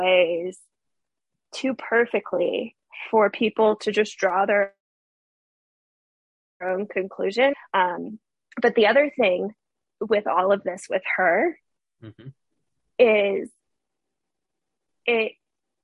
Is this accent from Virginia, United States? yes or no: yes; Fairfax, Virginia, United States; moved away as an adult; now in Florida, United States; I am ironically from Fairfax, Virginia